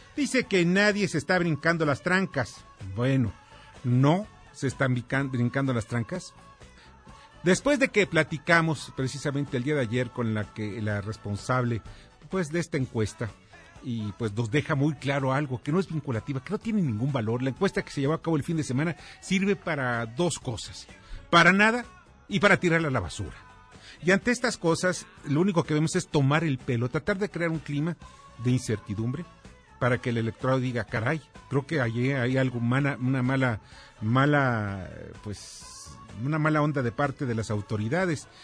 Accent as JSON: {"language": "Spanish", "country": "Mexico", "said": "nosotros como mexicanos"}